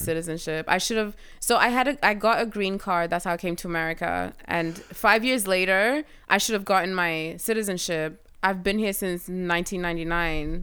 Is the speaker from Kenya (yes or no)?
yes; Kenya; now in United States